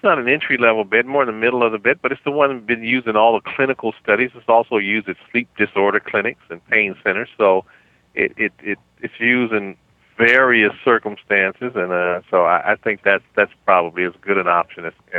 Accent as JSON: {"language": "English", "town": "Chicago", "region": "Illinois", "country": "United States", "tie": "born or raised there", "said": "that's my hometown."}